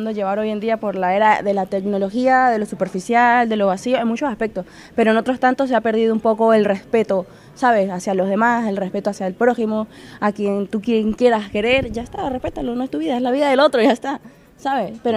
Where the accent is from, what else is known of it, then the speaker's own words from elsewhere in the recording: Venezuela; now in Spain; De Venezuela.